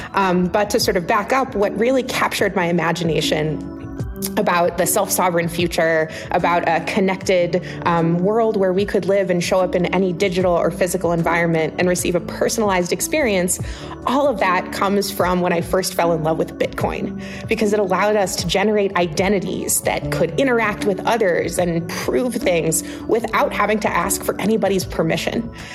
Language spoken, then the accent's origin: English; Ohio, United States; I grew up on a little farm in Ohio